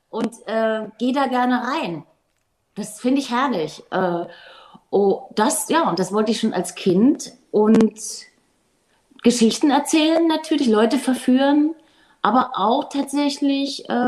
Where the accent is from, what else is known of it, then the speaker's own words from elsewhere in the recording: Germany; ich komme hier aus der DDR